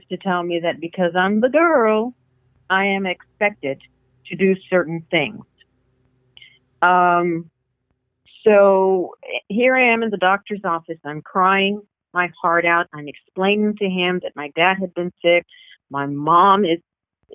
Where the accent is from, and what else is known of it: Corpus Christi, Texas, United States; born or raised there; moved away as an adult; now in The Woodlands, United States